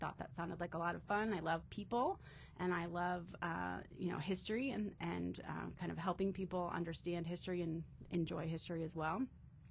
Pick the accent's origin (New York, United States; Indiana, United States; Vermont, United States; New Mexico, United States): Vermont, United States; moved away as an adult; also born or lived in Harrisburg, Pennsylvania / Chicago, Illinois / Urbana-Champaign, Illinois; now in Ohio, United States; So I grew up in Vermont. So I lived there for most of my life.